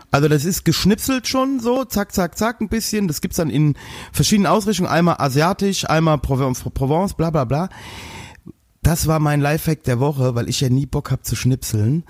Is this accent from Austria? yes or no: no; Westerwald, Rhineland-Palatinate, Germany; Als Westerwälder